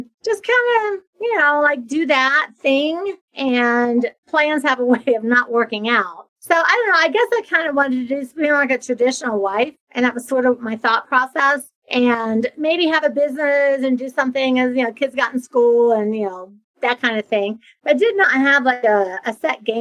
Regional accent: a small town in Ohio, United States; moved away as an adult; now in Florida, United States; I'm from Ohio, from a small town in Ohio. I had moved to Florida. So I'd been living in Florida for a decade.

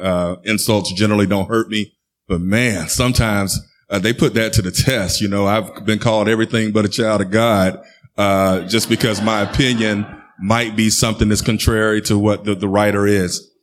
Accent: Tallahassee, Florida, United States; I grew up here in Tallahassee

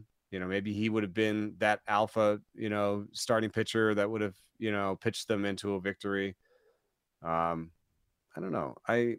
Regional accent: Atlanta, Georgia, United States; because I was raised in Atlanta, man, and I was there from 86 to 94

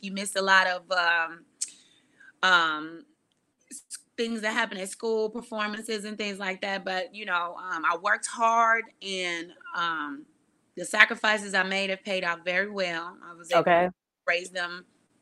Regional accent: Chicago suburbs, Illinois, United States; Actually born in Chicago, more so raised out in the suburbs

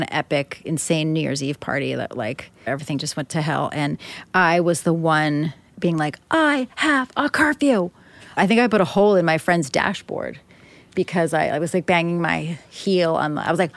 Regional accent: Upper Darby, Pennsylvania, United States; I can like name five or six families off the top of my head in my hometown

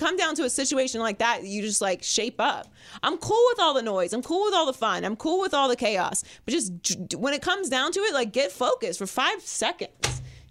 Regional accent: Pittsburgh, Pennsylvania, United States; I'm from Pittsburgh.

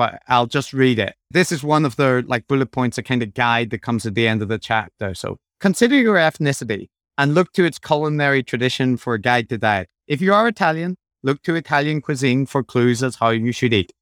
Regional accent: Northern Ireland, United Kingdom

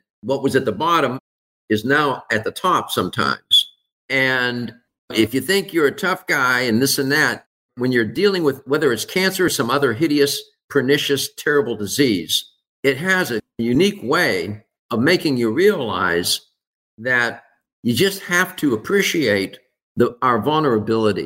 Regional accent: Pittsburgh, Pennsylvania, United States; I was raised in Pittsburgh

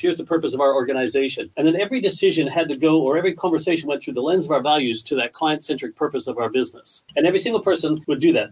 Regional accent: Canada; moved away as an adult; now in Australia; We're Canadian people um, we're really proud Canadians, but we're also really thankful for the great country that Australia is that we've called home now for the past 12, 13 years

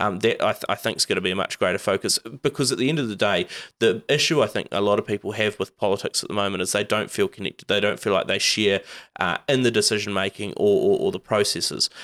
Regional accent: Whangarei, Northland, New Zealand; I come from Whangarei

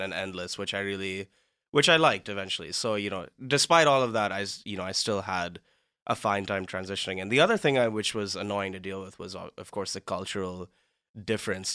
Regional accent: Mumbai, Maharashtra, India; moved away as an adult; also born or lived in Cleveland, Ohio, United States; now in Los Angeles, United States; I'm from Mumbai in India

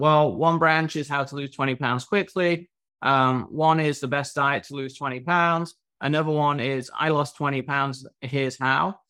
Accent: England, United Kingdom; now in Miami, United States; I'm from England

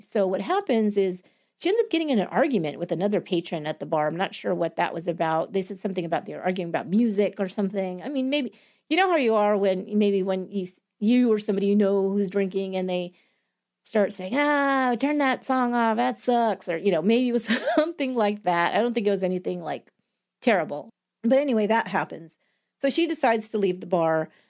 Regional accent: Campbell, California, United States; right here in my hometown

